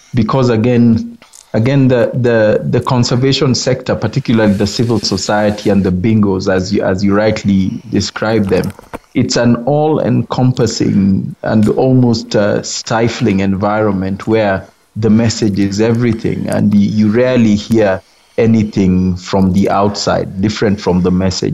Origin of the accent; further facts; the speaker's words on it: Kenya; I'm a Kenyan conservationist